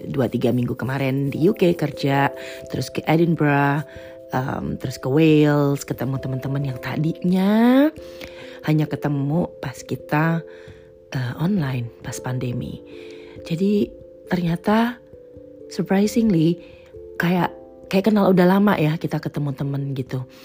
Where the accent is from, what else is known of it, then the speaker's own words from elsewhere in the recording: Netherlands; Atau mungkin gue berasal dari Belanda yang cuacanya lebih uh, nyebelin ya.